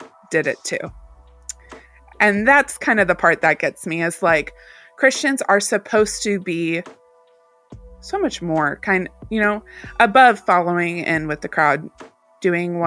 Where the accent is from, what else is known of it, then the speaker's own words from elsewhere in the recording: Southern Bible Belt, United States; I grew up in the Southern Bible Belt